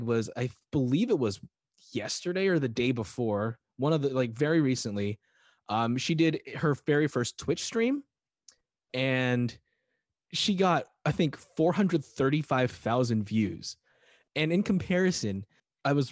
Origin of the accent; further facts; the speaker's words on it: California, United States; we're both from California